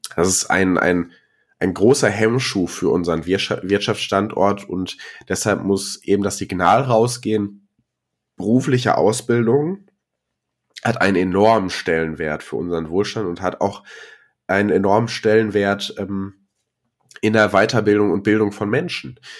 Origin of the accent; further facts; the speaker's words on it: Ruhr area, North Rhine-Westphalia, Germany; ich komme aus dem Ruhrgebiet